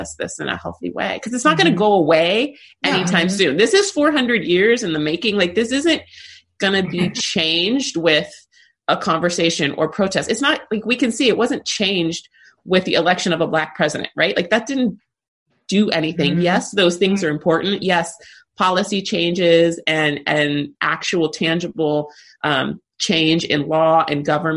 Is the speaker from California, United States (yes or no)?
yes; California, United States; growing up in California